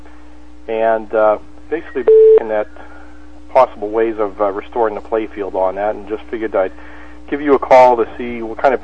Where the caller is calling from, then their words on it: Florida, United States; I'm calling from Florida.